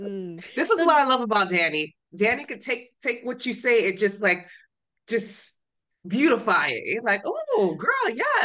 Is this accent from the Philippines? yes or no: no; Honduras; I'm from Honduras, so we practice another type of religion.